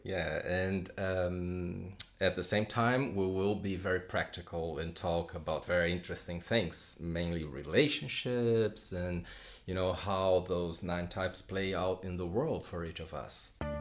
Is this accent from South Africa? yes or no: no; São Paulo, Brazil; moved away as an adult; now in London, United Kingdom; I am from Brazil, from Sao Paulo. Uh, although right now I live in London with my wife and kids uh, since two- 2016